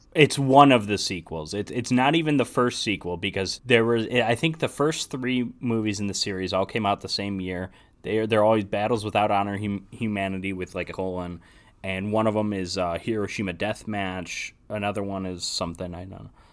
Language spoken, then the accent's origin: English; United States; as an American